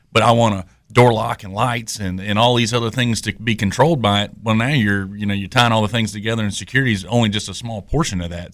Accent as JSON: {"language": "English", "town": "Greenville", "region": "North Carolina", "country": "United States", "moved": "as an adult", "lives_now": "Youngsville, United States", "said": "I'm from the Greenville, North Carolina area, so I'm an Eastern North Carolina guy myself."}